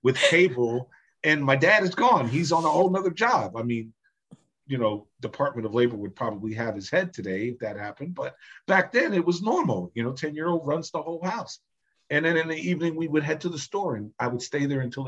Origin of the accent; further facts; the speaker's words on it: New Jersey, United States; my parents are from Jamaica. I was born in New Jersey